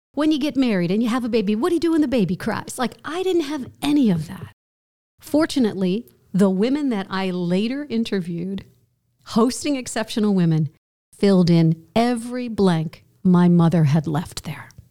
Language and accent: English; outside of New York City, United States; I grew up outside of New York City